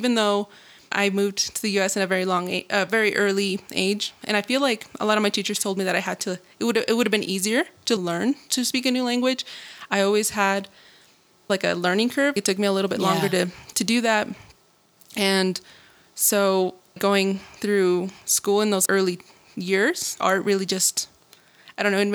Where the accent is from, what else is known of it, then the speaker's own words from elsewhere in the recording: Denver, Colorado, United States; also born or lived in Luis Moya, Zacatecas, Mexico / Hays, Kansas; I am originally from Luis Moya, Zacatecas, and my family and I migrated to the U.S. in the early 2000s when I was 7 years old. And I was raised for most of my life in Denver